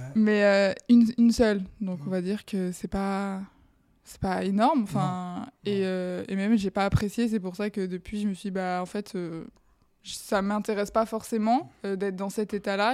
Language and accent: French; Bayonne, Nouvelle-Aquitaine, France; moved away as an adult; now in Paris, France; Je viens du sud-ouest. Je suis de Bayonne à la base